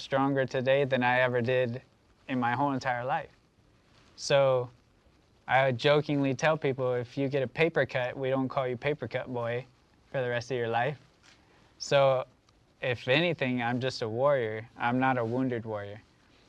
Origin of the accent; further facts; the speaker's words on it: United States; as Americans